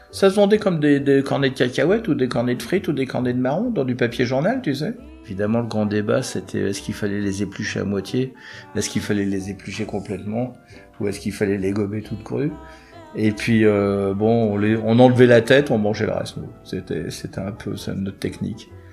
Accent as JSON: {"language": "French", "town": "Clichy", "region": "Île-de-France", "country": "France", "tie": "born or raised there", "accent": "Parigot", "said": "Ils sont installés à Clichy, moi je suis né à Clichy"}